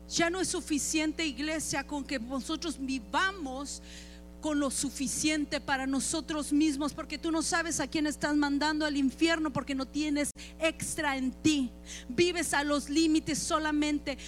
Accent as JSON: {"language": "Spanish", "region": "Chihuahua", "country": "Mexico", "said": "yo soy de Chihuahua"}